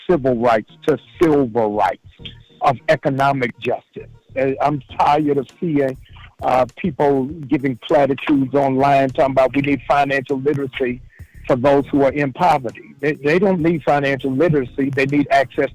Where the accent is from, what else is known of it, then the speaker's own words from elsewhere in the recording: Maryland, United States; my home state of Maryland